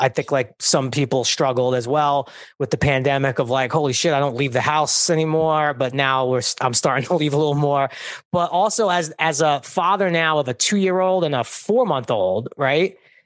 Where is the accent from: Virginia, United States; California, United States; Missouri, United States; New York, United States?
New York, United States; New York City; I'm from Brooklyn